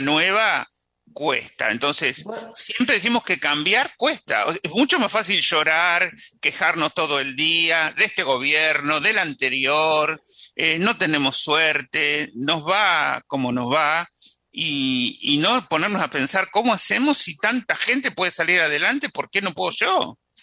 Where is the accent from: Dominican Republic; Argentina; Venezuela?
Argentina; tenemos los argentinos